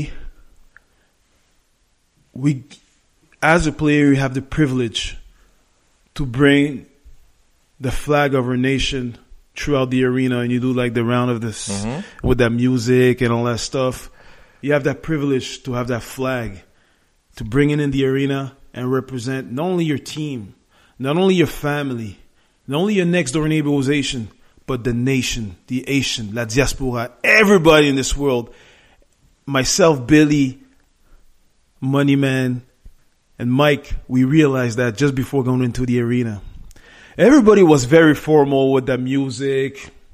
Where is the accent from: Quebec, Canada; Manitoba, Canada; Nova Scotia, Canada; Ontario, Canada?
Quebec, Canada; Montreal; We were born and raised in Montreal, the majority of us